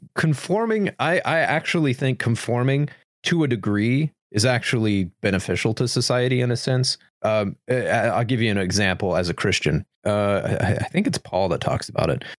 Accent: United States; as an American

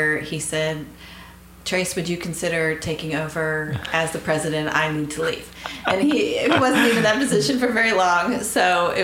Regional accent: Boulder, Colorado, United States; moved away as an adult; now in Guthrie, United States; I'm a Boulder girl, Boulder raised

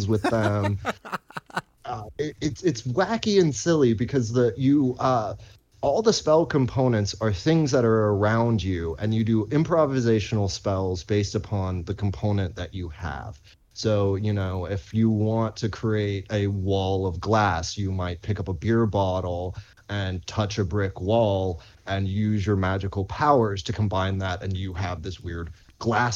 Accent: Arlington, Texas, United States; moved away as an adult; also born or lived in Dallas; now in London, Canada; as a kid growing up in Texas.

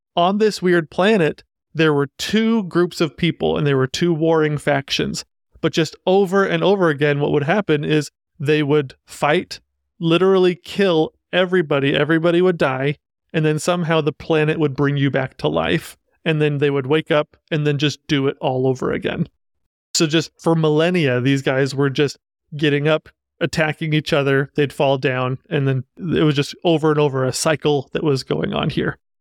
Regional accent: Utah, United States; So coming from Utah, I'm from Utah

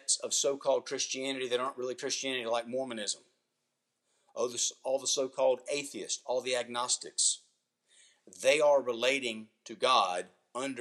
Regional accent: United States; being an American

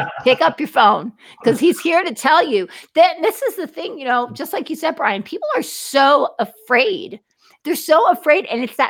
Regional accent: New Jersey, United States; because I'm from New Jersey, so you just don't know what you're dealing with. I'm not in the Bible Belt.

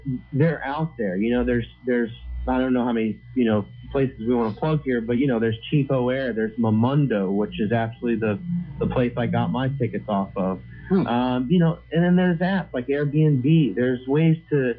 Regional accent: United States; I grew up in America

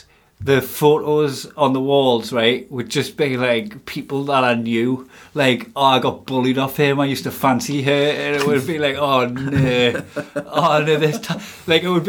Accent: Blyth, North East England, United Kingdom; This is something about my hometown. I couldn't really handle Blythe lasses, so I had to go with someone from Glasgow.

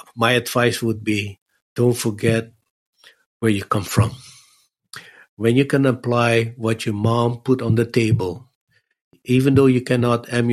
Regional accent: Netherlands; now in Los Angeles, United States; I said, oh, from Holland.

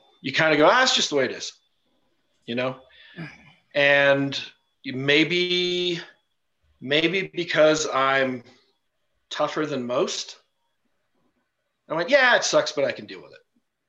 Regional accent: India; one of my closest friends that we, you know, we grew up in India together.

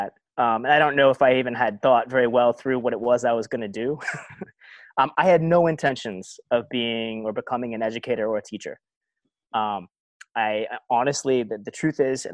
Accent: Eugene, Oregon, United States; moved away as an adult; also born or lived in Stanford / Mississippi Delta; I grew up in Eugene, a very, very white, quiet, provincial little college town

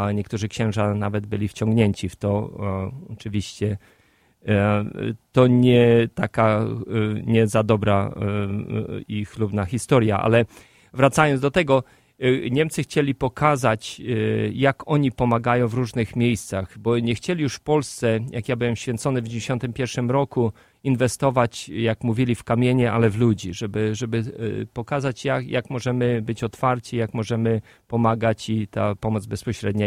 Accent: Lublin diocese, Lublin Voivodeship, Poland; moved away as an adult; now in Chicago, United States; z mojej diecezji rodzinnej, z, z lubelskiej

